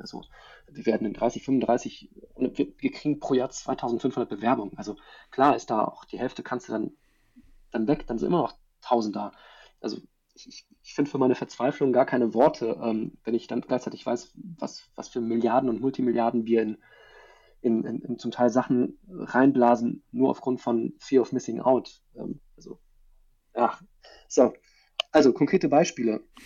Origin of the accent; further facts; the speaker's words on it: Germany; bei uns in Deutschland